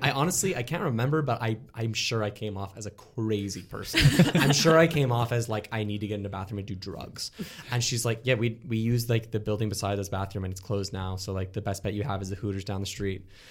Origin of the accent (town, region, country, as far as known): Canada